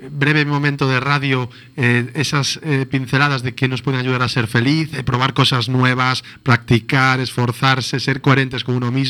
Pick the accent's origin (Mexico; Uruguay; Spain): Spain; Galicia; los que somos gallegos